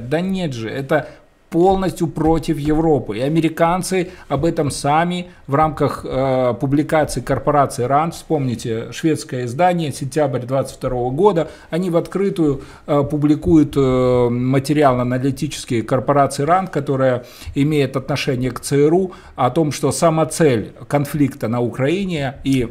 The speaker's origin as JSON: {"language": "Russian", "country": "Belarus", "said": "Мы белорусы"}